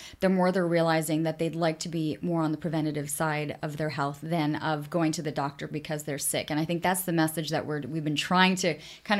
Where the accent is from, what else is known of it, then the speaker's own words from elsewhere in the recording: Canada; also born or lived in United States; being Canadian